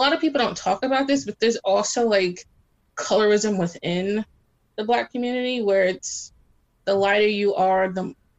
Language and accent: English; New York City, New York, United States; now in Long Island, United States; I grew up in New York where you see a mix of different people.